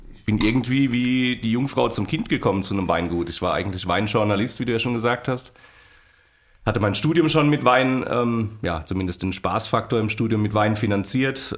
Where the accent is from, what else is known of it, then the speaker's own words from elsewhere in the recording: Mannheim, Baden-Württemberg, Germany; moved away as an adult; now in Oestrich-Winkel, Germany; ich bin ja gebürtiger Mannheimer, das heißt, ich bin an Rhein und Neckar groß geworden